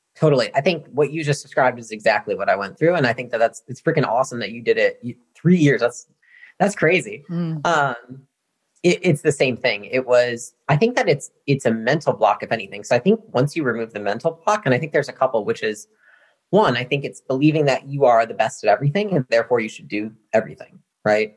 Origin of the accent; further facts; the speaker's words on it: Portage, Michigan, United States; moved away as an adult; now in Austin, United States; I come from Michigan, and so that's where I was born and raised, uh, small town, Portage, Michigan, this part of the mitten.